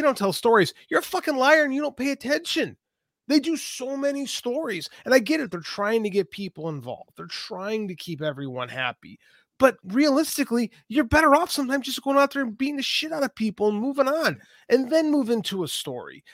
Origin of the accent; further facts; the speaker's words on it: Chicago, Illinois, United States; I'm from Chicago